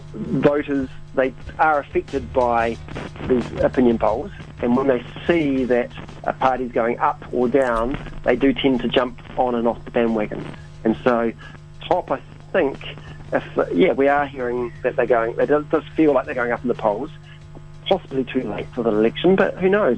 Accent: New Zealand; for us New Zealanders

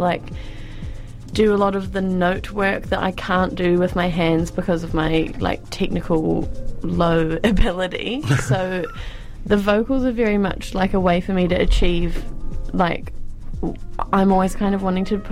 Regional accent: New Zealand; the place that I grew up.

